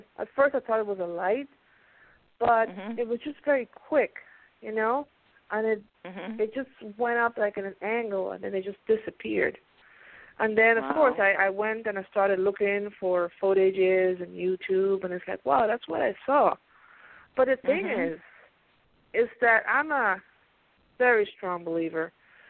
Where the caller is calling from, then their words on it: Pennsylvania, United States; from Pennsylvania.